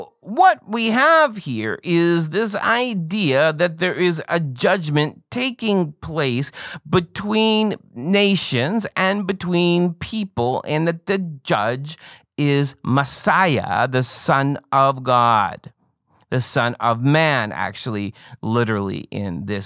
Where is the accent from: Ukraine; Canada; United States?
Canada; I'm Canadian